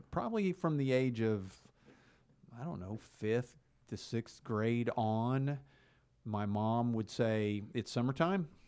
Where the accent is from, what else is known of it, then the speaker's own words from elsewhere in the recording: Enid, Oklahoma, United States; you and I grew up in Enid, Oklahoma.